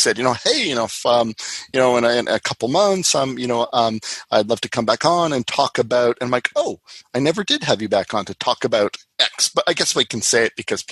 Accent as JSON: {"language": "English", "country": "Canada", "said": "as a Canadian"}